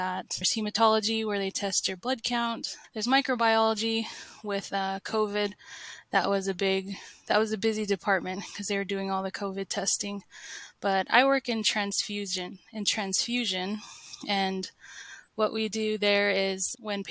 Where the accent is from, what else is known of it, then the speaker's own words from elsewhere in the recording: Las Vegas, Nevada, United States; moved away as an adult; also born or lived in Provo, Utah / St. George, Utah; now in Bountiful, United States; I was born and raised in Las Vegas and grew up there